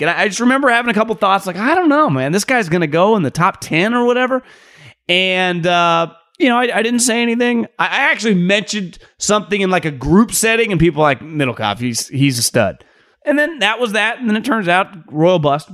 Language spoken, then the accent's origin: English; Davis, California, United States; moved away; also born or lived in Philadelphia; I grew up in Davis, but it's basically right next to Sacramento.